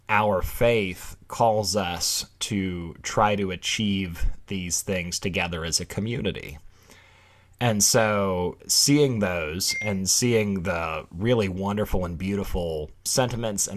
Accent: the South, United States; growing up in the South, you know, you tend to encounter essentially people who are either Southern Baptists

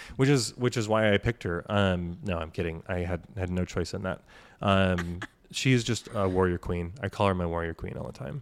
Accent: Washington, United States; We grew up in Washington

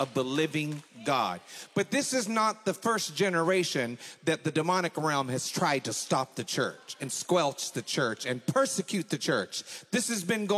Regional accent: McKinney, Texas, United States; I'm 59 years old. I grew up in McKinney.

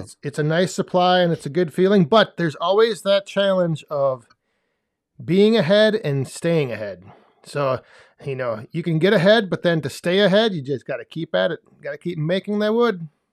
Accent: West Central Wisconsin, United States; whenever people ask me, I just say, "West Central Wisconsin,"

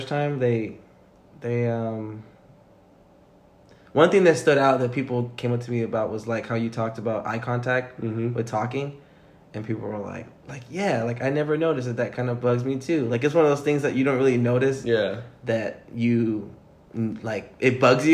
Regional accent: Salida, United States; I'm coming from Salida

